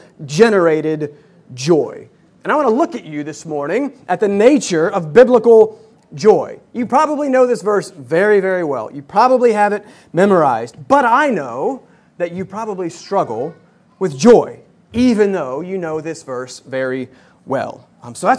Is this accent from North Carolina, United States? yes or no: yes; Hickory, North Carolina, United States; now in New York City, United States; I'm from Hickory, North Carolina. So we are North Carolinians now finding ourselves in the city.